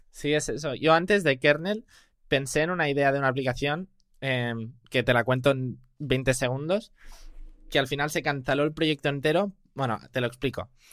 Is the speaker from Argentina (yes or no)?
no; Spain; also born or lived in United States; yo sí soy español, vivo en Barcelona